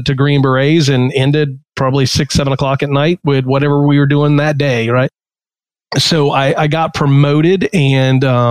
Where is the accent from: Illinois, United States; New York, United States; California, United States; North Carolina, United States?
North Carolina, United States; moved away as an adult; I grew up in North Carolina and I joined the Army when I was 22